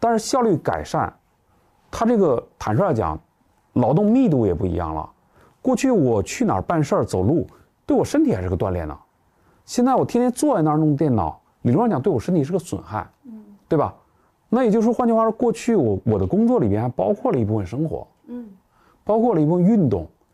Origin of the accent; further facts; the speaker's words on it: China; 我们中国人